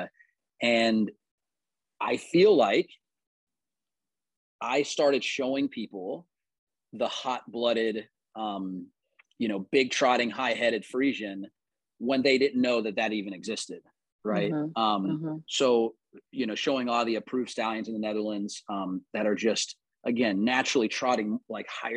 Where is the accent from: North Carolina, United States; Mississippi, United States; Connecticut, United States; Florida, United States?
North Carolina, United States; Charlotte; also born or lived in North Adams, Massachusetts / Cherryville, North Carolina; We moved down here when we were three, or when I, not we, I was three.